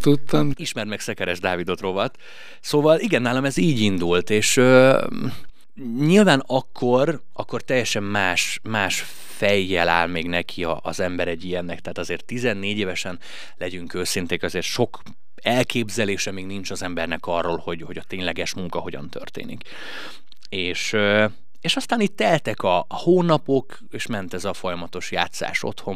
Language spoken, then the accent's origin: Hungarian; Hungary; nem balatoni gyerek vagyok, mert hogy én nem itt születtem. De hat éves korom óta itt élek már